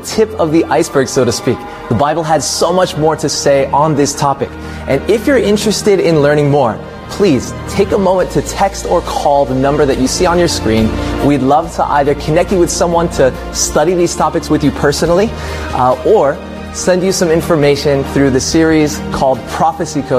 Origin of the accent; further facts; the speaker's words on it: United States; growing up in America